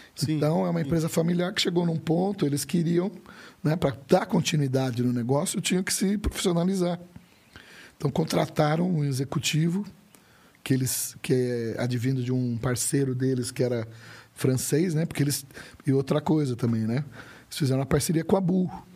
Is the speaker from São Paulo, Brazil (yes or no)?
yes; Campinas, São Paulo, Brazil; moved away as an adult; also born or lived in Uberlândia; Eu sou de Campinas